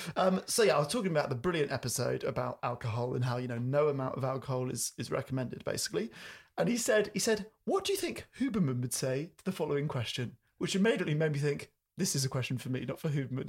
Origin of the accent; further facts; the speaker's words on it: United Kingdom; me being British